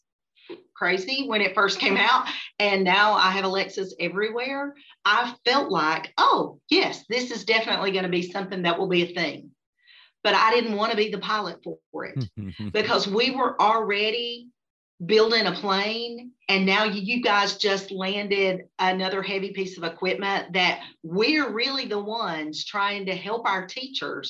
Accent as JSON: {"language": "English", "area": "Caldwell County", "region": "North Carolina", "country": "United States", "tie": "born or raised there", "said": "I was born and raised in Caldwell County"}